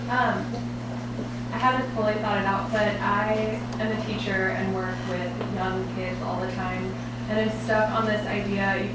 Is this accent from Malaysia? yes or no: no; Canada; now in United States; I am Canadian, so I'm technically, I'm technically an immigrant.